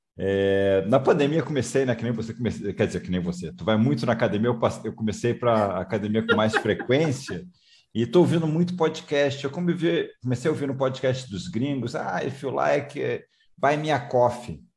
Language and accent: Portuguese; Rio de Janeiro, Brazil; moved away; Eu também sou é. carioca, estou morando fora do Rio de um mas sou carioca